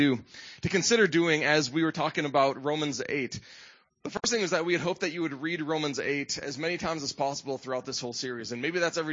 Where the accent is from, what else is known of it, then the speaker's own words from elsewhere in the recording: Midwest, United States; moved away; I grew up in the Midwest